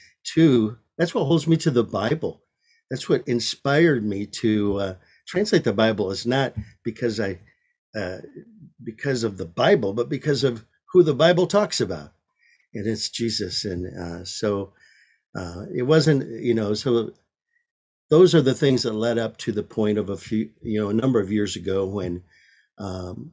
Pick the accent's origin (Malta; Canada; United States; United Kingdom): United States; Michigan; I was raised in Michigan